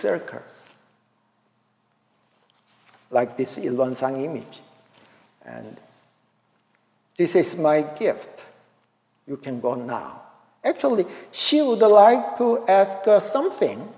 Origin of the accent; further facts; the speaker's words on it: Daegu, South Korea; moved away; also born or lived in Seoul; I and my old brother drove to my hometown, Daegu City.